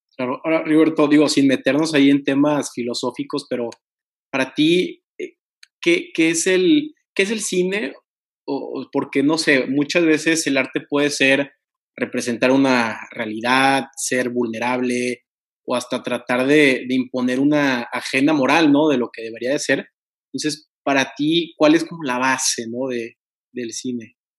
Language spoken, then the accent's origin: Spanish; Tampico, Tamaulipas, Mexico; moved away as an adult; now in Monterrey, Mexico; yo soy originario de Tampico y me voy a estudiar igual derecho al TEC eh, eh, aquí en Monterrey